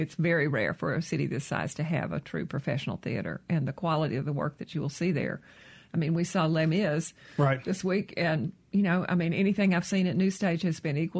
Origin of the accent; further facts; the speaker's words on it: Jackson, Mississippi, United States; It is my hometown, and I do love it here and always have. It's home.